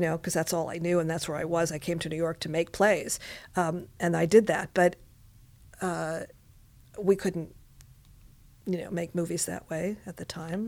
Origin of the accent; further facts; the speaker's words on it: Montreal, Quebec, Canada; now in Los Angeles, United States; I was, uh, born and raised in Montreal, Quebec, Canada